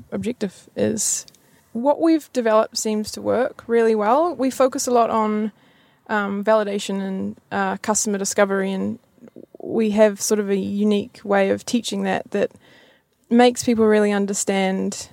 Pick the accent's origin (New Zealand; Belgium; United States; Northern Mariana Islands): New Zealand; Kerikeri, Northland; moved away as an adult; now in Auckland, New Zealand; I'm originally from Kirikiri, which is 3 hours north